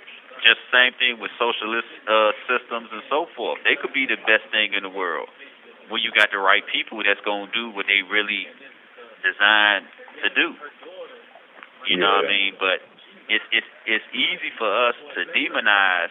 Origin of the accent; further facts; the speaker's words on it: United States; growing up in America